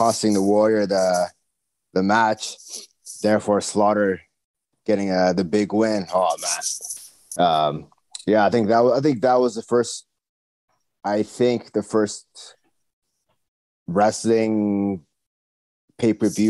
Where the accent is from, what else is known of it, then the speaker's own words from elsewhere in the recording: Saskatoon, Saskatchewan, Canada; I was born here in Saskatoon